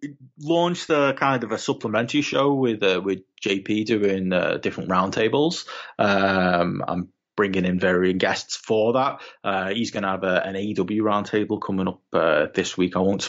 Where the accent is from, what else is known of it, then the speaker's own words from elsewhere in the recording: United Kingdom; because I'm a British wrestling journalist at these shows.